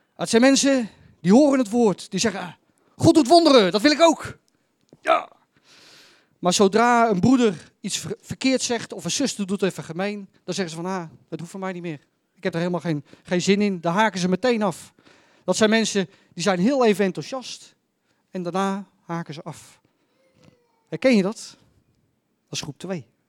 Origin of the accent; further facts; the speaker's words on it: Netherlands; Ik ben Nederlander